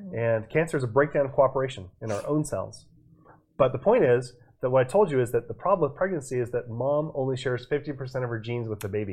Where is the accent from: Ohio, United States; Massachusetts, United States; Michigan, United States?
Massachusetts, United States; Boston; moved away; I was born in Boston